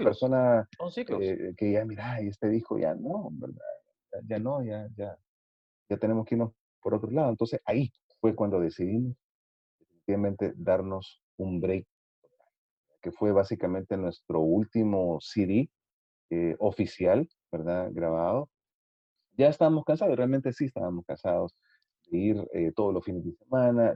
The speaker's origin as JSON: {"language": "Spanish", "country": "El Salvador", "said": "nosotros somos del Salvador"}